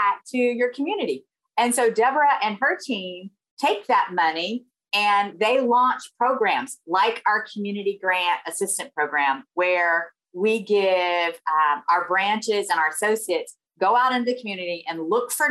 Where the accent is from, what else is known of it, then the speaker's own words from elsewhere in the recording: Siler City, North Carolina, United States; accent: Southern; moved away as an adult; now in Arizona, United States; I'm originally from North Carolina, born and raised. in the South. I lived there until my late 20s.